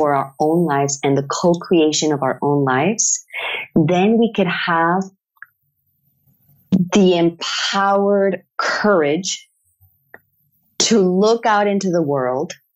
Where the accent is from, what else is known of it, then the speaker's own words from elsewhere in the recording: Mexico; moved away; I come from a third world country. I come from Mexico